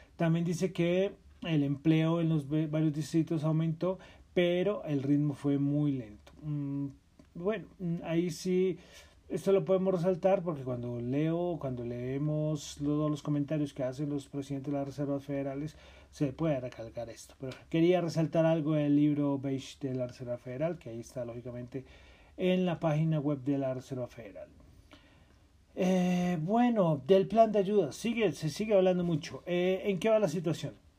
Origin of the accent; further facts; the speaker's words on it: Colombia; Soy de Colombia